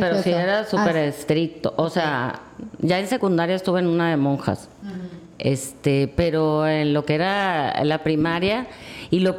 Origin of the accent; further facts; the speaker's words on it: Guadalajara, Jalisco, Mexico; born there; now in Mazatlán, Mexico; Sí, nací en Guadalajara.